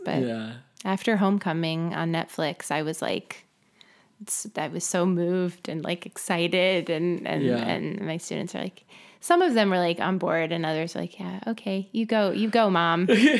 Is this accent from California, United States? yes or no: yes; La Crescenta, California, United States; No, I grew up in La Crescenta, just north, well, Glendale, earlier, North Glendale.